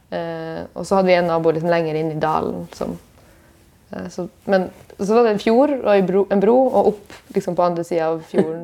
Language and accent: Norwegian; Bjørnevatn, Finnmark, Norway; moved away; jeg er hjemme i Finnmark